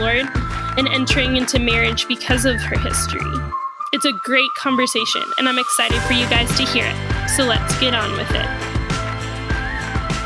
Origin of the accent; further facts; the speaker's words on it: Houston, Texas, United States; I grew up in Houston